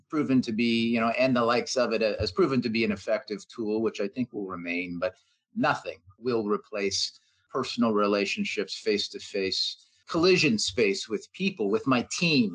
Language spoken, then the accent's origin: English; Canada; being a Canadian, being based here